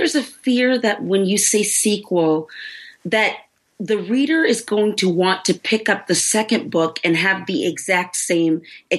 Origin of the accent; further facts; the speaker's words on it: Houston, Texas, United States; I'm born and raised in Houston, okay, but I never ever heard of Pleasantville.